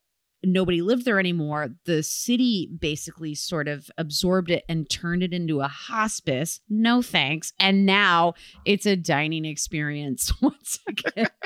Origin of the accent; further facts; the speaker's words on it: Michigan, United States; my home state of Michigan